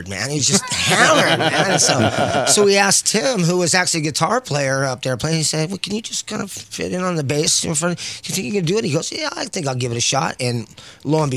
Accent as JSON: {"language": "English", "town": "San Bernardino", "region": "California", "country": "United States", "tie": "born or raised there", "said": "when I was growing up in San Bernardino, California"}